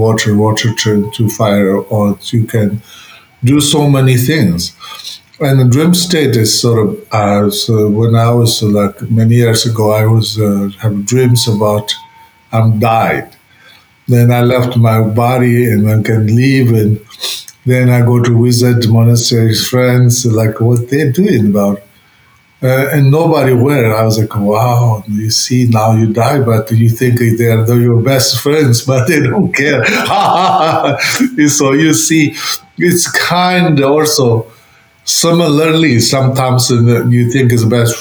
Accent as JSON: {"language": "English", "region": "Tibet", "country": "China", "tie": "born or raised there", "moved": "yes", "said": "I grew up in Tibet."}